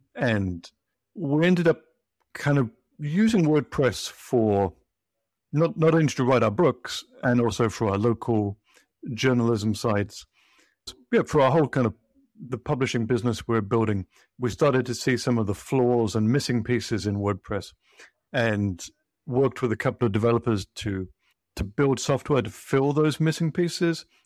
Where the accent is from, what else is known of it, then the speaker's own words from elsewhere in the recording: United Kingdom; moved away as an adult; now in United States; I'm British. I moved to the U S maybe twenty years or so ago